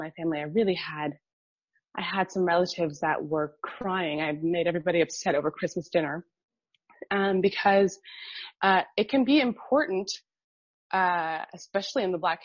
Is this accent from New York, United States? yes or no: no; Miami, Florida, United States; moved away as an adult; also born or lived in Munich; now in Berlin, Germany; I grew up in Miami, and Miami is super diverse